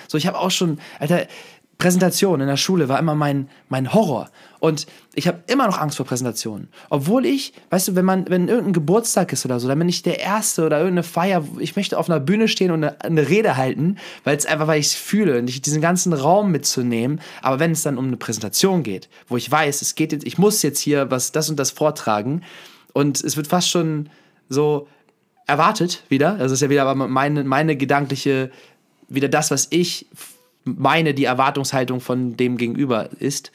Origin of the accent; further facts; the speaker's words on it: Hanover, Lower Saxony, Germany; moved away; vorher habe ich ja noch in Hannover gelebt, oder jetzt, wenn ich zu Besuch bin, gehen wir am Benter Berg, das ist also ein Berg in der Nähe, wo, wo ich aufgewachsen bin